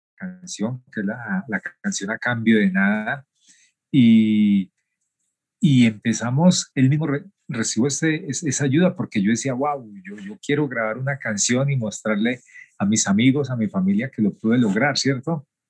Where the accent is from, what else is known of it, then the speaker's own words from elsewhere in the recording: Cali, Valle del Cauca, Colombia; also born or lived in Tuluá, Colombia; Nací en Tuluá, el corazón del valle, y desde muy niño eh, empecé a hacer labores de campo junto a mis abuelos, y, ya más o menos como a los nueve años, eh, mi abuelo nos lleva hacia una ciudad grande como la ciudad de Cali